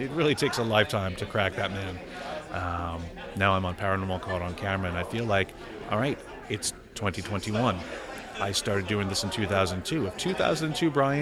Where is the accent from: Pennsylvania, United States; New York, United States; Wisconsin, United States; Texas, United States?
New York, United States; I'm a New Yorker